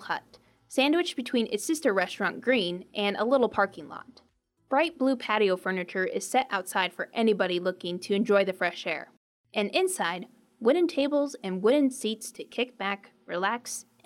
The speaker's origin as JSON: {"language": "English", "region": "Midwest", "country": "United States", "said": "As a Midwesterner"}